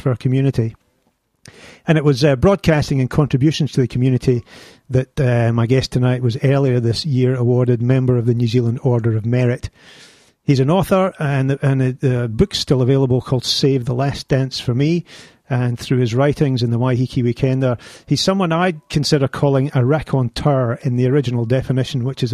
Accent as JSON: {"language": "English", "town": "Glasgow", "region": "Scotland", "country": "United Kingdom", "tie": "born or raised there", "accent": "Scottish", "said": "Glasgow's my hometown"}